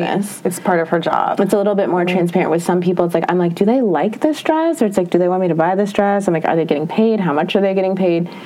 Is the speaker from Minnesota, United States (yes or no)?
yes; Minnesota, United States; moved away; I'm from Minnesota